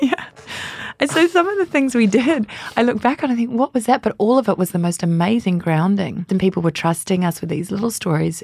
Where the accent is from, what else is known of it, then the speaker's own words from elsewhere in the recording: Canberra, Australian Capital Territory, Australia; also born or lived in London; now in New Zealand; I was born in Australia in a tiny place. Well, it's not that small, but on American standards, it is the capital, Canberra